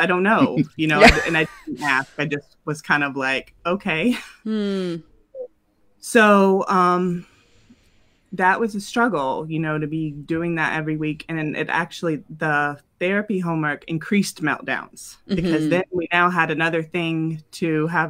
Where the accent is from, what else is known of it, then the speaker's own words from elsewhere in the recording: the South, United States; now in Ohio, United States; I'd say we're from the South, but we've lived all over, and we're currently living in Ohio.